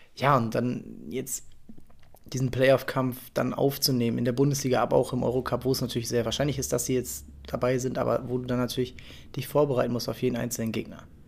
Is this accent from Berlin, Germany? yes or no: no; Hamburg, Germany; als Hamburger